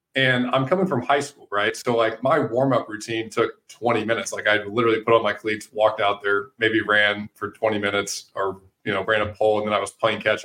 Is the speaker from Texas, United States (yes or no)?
no; St. Louis, Missouri, United States; growing up in St. Louis, like all my brothers and I ever did was sports